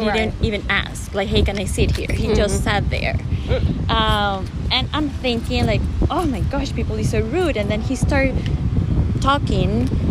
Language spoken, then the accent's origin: English; Venezuela; also born or lived in Cincinnati, Ohio, United States; now in United States; But I grew and raised there. In Venezuela? In Venezuela, yeah.